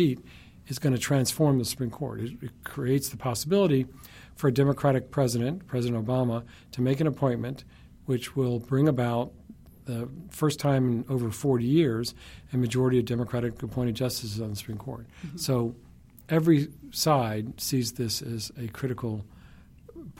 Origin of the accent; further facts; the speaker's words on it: Alabama, United States; I grew up in Alabama in the 1960s